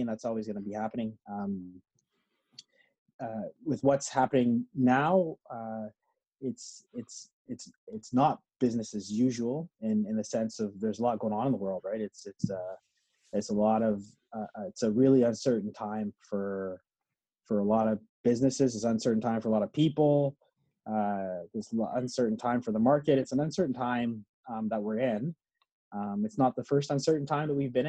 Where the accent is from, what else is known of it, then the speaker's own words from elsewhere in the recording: Edmonton, Alberta, Canada; moved away; I grew up in Edmonton